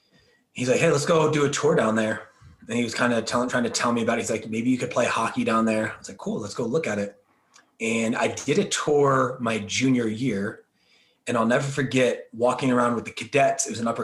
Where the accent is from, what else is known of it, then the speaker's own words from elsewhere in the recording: New Jersey, United States; Yeah, so I'm originally from New Jersey. So I'm an Italian from New Jersey, moved to Houston, down to Texas, and then out to Colorado.